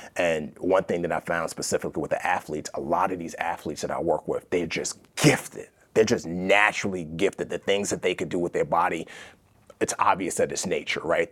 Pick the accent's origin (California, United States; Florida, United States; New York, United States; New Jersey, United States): New York, United States; New York City; accent: American; also born or lived in Nigeria; growing up in the Bronx, it's like a drug deal on every corner